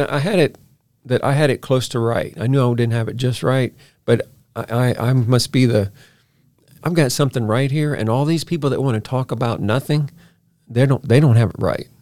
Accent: Baton Rouge, Louisiana, United States; moved away as an adult; I'm from Baton Rouge, Louisiana

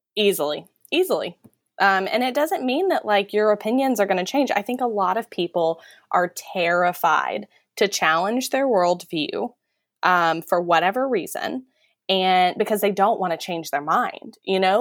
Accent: Texas, United States; moved away as an adult; I'm from Texas

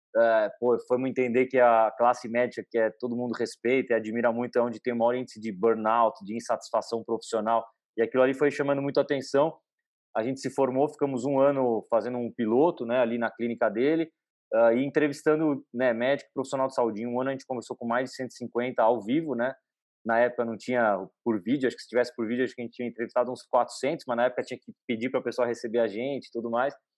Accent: São Paulo, Brazil; eu nasci e cresci em São Paulo

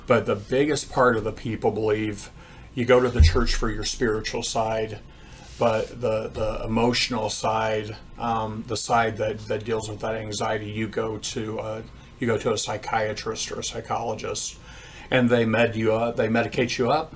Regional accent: Greensburg, Indiana, United States; I grew up in Greensburg, Indiana

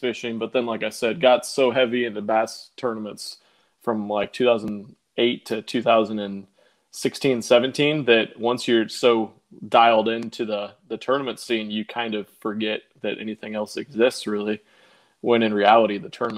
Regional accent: Omaha, Nebraska, United States; moved away as an adult; now in Houston, United States; I'm from Omaha, Nebraska. Grew up there. Lived there. Me and my wife both lived in Omaha our entire lives up until about 18 months ago

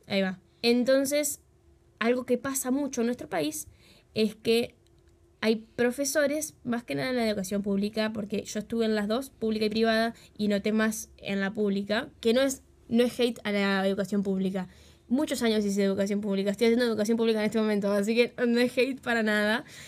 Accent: Uruguay; accent: Uruguayan; Nosotros en el país en el que vivimos, que es Uruguay, por los que no sabían, somos re uruguayas, se dan cuenta por el acento

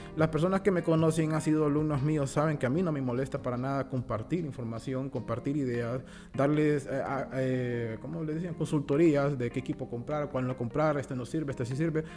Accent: Honduras; como hondureños

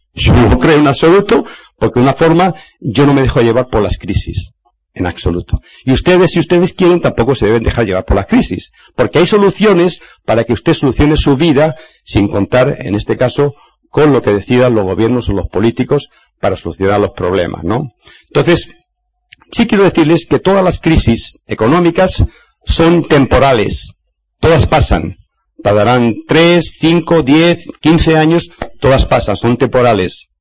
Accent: Spain; en mi país, España

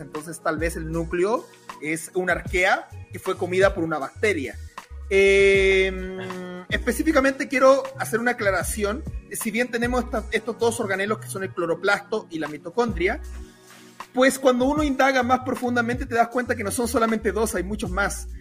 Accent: Chile; now in Mexico; en Chile sí, porque comemos urocordados

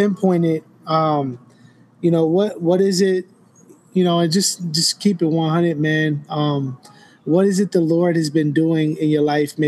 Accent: New York, United States; I'm from New York

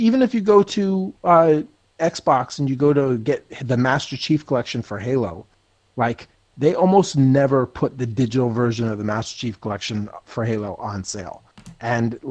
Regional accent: Jersey Shore, New Jersey, United States; we grew up on the Jersey Shore

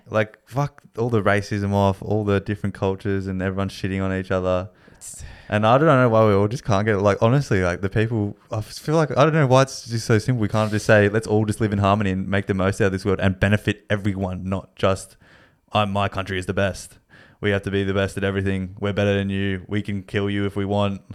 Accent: Australia; being Australian

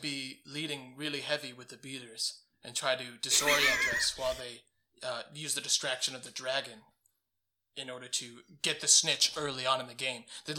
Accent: United Kingdom; Double Z, because we're British.

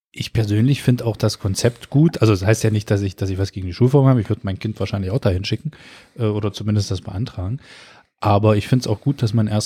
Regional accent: Köthen, Saxony-Anhalt, Germany; das war ja mal meine Heimat, meine schulische Heimat.

